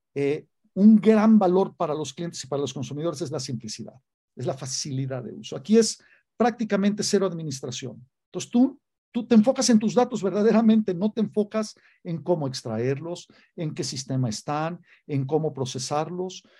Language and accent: Spanish; Mexico; haber nacido aquí, haber vivido toda mi vida acá